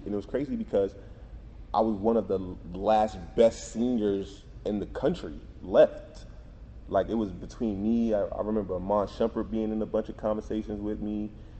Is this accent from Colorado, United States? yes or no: no; New Jersey, United States; And I'm coming from New Jersey in the city. Like, I'm taking a bus to school, cabs every day, you know, hopping trains.